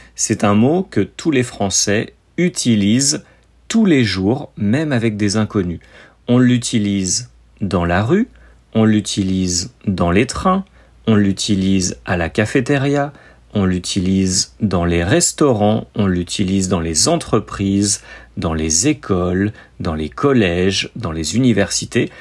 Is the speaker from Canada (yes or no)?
no; France